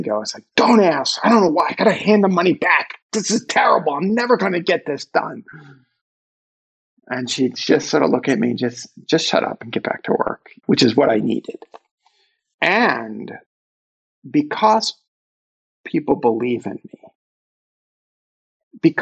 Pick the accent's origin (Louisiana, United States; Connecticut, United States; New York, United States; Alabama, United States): New York, United States; New York City; if you can't tell from my accent, I'm from Brooklyn